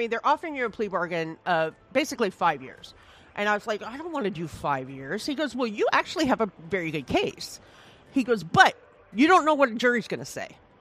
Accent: Iowa, United States; I'm from Iowa

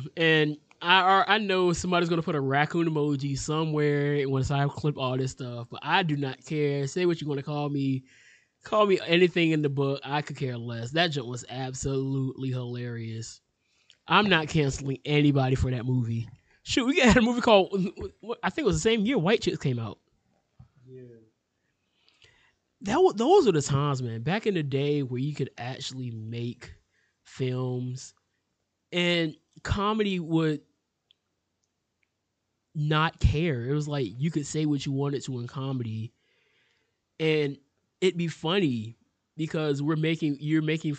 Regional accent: United States; I'm an American.

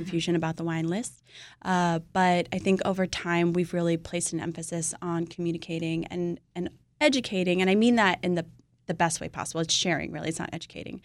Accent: California, United States; I'm from California

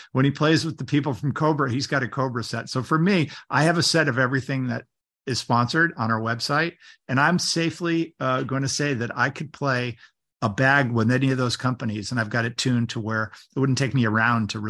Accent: Connecticut, United States; Maybe when I get back to Connecticut, that's my home state, by the way, Connecticut.

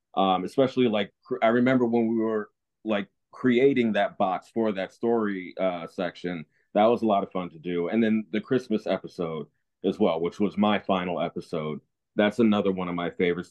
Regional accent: New Jersey, United States; moved away as an adult; I'm born and raised in New Jersey for 18 years

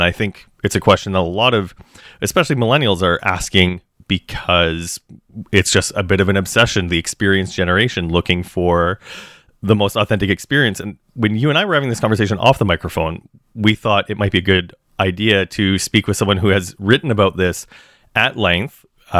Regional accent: Regina, Saskatchewan, Canada; moved away as an adult; now in Toronto, Canada; I grew up in Regina

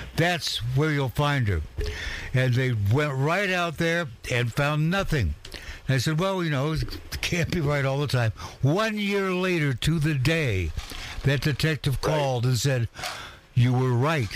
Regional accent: Walla Walla, Washington, United States; I was in Walla Walla, my hometown

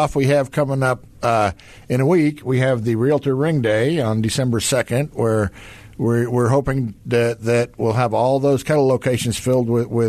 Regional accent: Kansas, United States; We're from Kansas. We don't have things like that so much there.

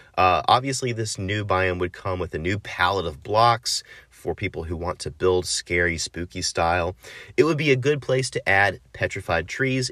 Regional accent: United States; I'm American

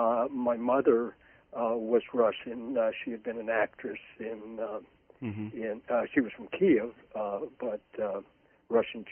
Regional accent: London, United Kingdom; born there; I was born in London, England.

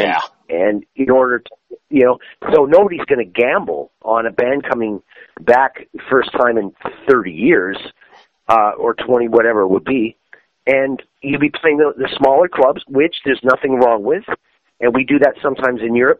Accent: Canada; Canada, my home country

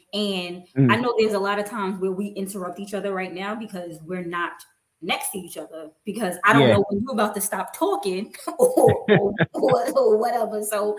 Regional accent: New York City, New York, United States; moved away as an adult; also born or lived in Brooklyn, New York; now in Atlanta, United States; everybody thought I was from down south anyway, every time I talked to them. They'd be like, what part of the country are you from? I'd be like, I was born in Brooklyn, raised in Queens. I'm a New Yorker.

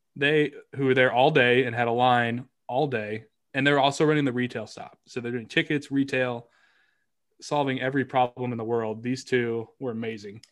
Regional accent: Kansas City, United States; I'm from Kansas City

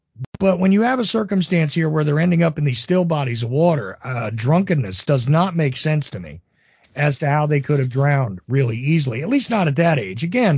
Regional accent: New Jersey, United States; Again, I'm from Jersey, right? It did happen.

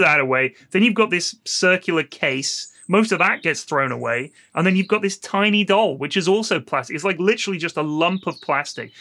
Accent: Bournemouth, South West England, United Kingdom; born or raised there

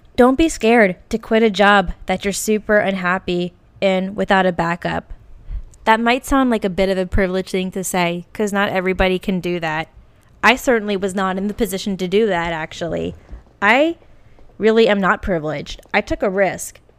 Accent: Virginia, United States; moved away as an adult; also born or lived in Norfolk, Virginia / Lexington, Kentucky / California; now in Portland, United States; I will never move back to Virginia or my hometown in Virginia

